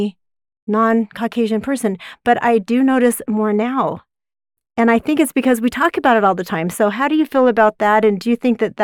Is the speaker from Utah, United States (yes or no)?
yes; Utah, United States; I grew up in Utah County, which was predominantly very, very not ethnically diverse back then